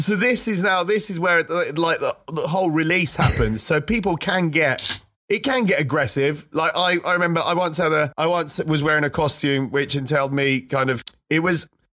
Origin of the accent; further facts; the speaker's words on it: Malta; moved away; I grew up in Malta, which is a tiny little island like in the middle of the Mediterranean